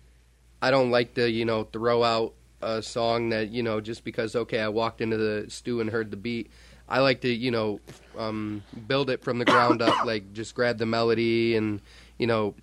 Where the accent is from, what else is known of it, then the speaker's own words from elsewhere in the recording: New York, United States; we're from New York